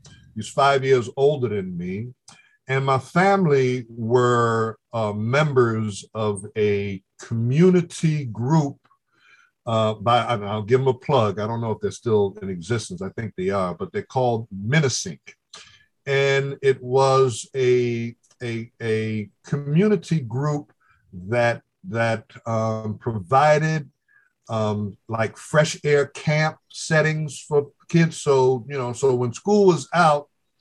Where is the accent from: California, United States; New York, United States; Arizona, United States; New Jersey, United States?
New York, United States; New York City; Grew up in the South Bronx. I grew up 5 blocks from Yankee Stadium